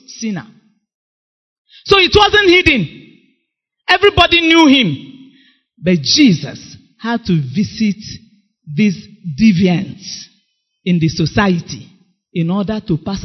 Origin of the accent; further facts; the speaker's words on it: Item, Abia, Nigeria; now in Enugu, Nigeria; I came from Item.